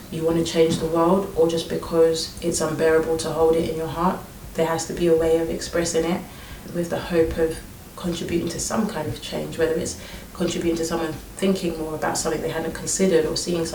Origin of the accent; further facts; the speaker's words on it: London, United Kingdom; I was born and raised here in London, more specifically in Surrey, Mitcham